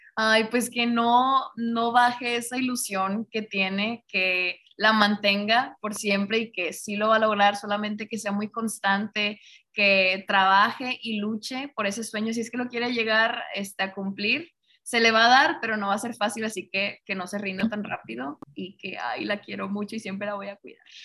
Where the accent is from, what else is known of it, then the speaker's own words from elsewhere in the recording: Monterrey, Nuevo León, Mexico; yo soy de acá de Monterrey